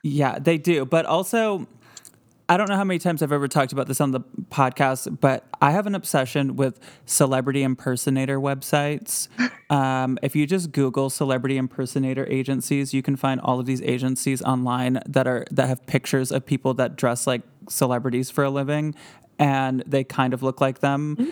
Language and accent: English; Grand Rapids, Michigan, United States; moved away; my hometown of Grand Rapids, Michigan